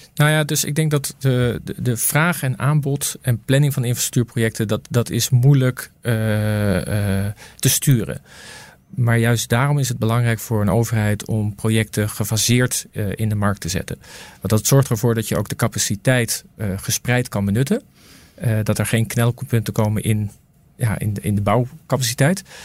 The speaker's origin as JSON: {"language": "Dutch", "country": "Netherlands", "said": "ik kom natuurlijk uit Nederland."}